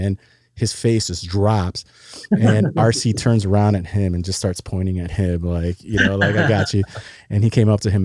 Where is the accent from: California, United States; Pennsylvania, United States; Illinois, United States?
Illinois, United States; Chicago; now in Texas, United States; I'm from Chicago, born and bred there. And until God sovereignly brought me to Texas down here